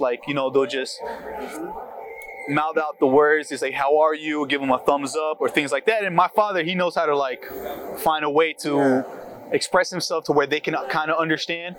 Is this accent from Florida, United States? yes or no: yes; Florida, United States; growing up back in high school, middle school, back in Florida, because I'm from Florida